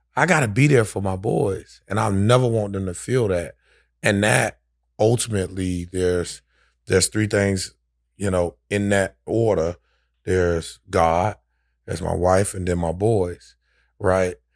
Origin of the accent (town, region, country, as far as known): Orlando, Florida, United States; born or raised there; also born or lived in Daytona Beach, Florida